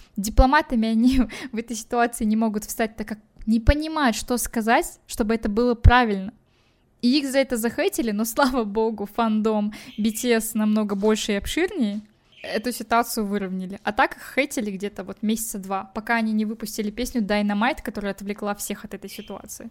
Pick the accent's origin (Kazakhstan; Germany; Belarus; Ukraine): Kazakhstan